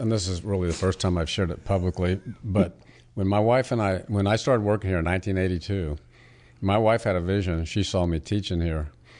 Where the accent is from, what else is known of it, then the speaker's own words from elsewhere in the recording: Puerto Rico; also born or lived in Hawaii; I was born in an Army hospital in Hawaii. I was raised on Navy bases and went to school at Army bases in Puerto Rico.